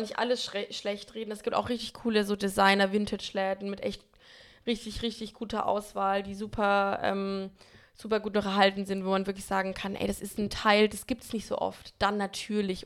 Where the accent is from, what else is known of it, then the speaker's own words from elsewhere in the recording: Bamberg, Bavaria, Germany; now in Berlin, Germany; in Bamberg, in meiner Heimatstadt